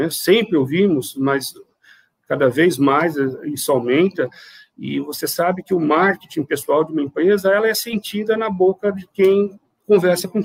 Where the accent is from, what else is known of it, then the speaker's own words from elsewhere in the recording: São Paulo, Brazil; Eu venho é, de uma área muito maior, eu venho de São Paulo, né?